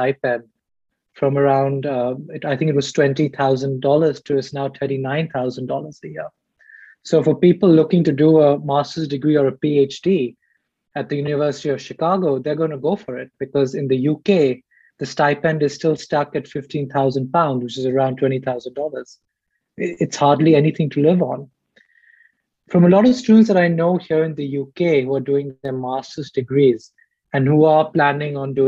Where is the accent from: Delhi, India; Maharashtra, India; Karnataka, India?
Delhi, India; moved away as an adult; now in United States; I'm from Delhi